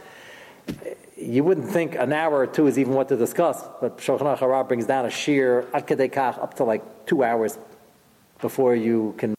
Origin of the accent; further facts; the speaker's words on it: New York City, New York, United States; moved away; I'm originally from Brooklyn